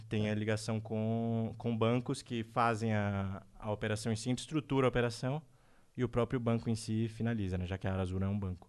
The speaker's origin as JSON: {"language": "Portuguese", "region": "Northeast Region", "country": "Brazil", "said": "eu sou nordestino"}